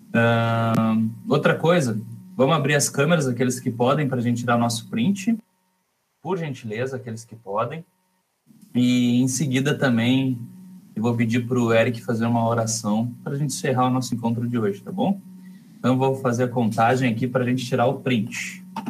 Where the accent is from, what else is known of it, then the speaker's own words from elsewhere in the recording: Rio Grande, Rio Grande do Sul, Brazil; Eu e o Dani, a gente se criou junto lá em Rio Grande